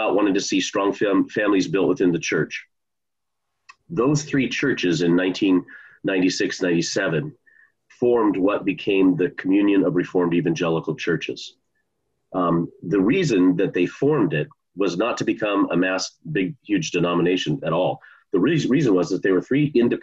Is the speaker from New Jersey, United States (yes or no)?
no; Bellevue, Washington, United States; moved away as an adult; also born or lived in Annapolis; I grew up in the Bellevue area and didn't grow up in a Christian home